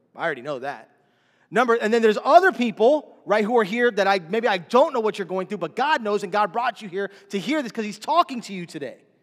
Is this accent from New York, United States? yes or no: no; Miami, Florida, United States; we're from Miami